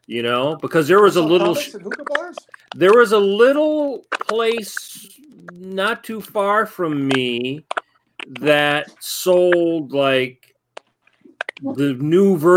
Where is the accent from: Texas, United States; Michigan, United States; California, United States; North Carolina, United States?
Michigan, United States; Ann Arbor; also born or lived in Detroit, Michigan; before we moved to Ann Arbor from Detroit